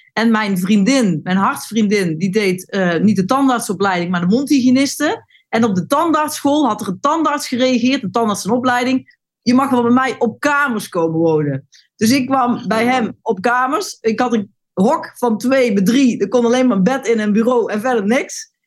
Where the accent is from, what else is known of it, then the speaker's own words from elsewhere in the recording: North Brabant, Netherlands; moved away as an adult; also born or lived in Wageningen / Amsterdam; Ik kom uit Brabant en, en ik woon hier in de straat